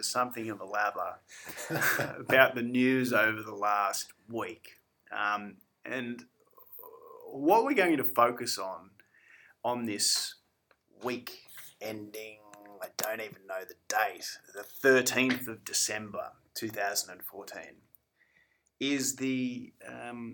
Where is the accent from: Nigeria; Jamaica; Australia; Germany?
Australia; being an Australian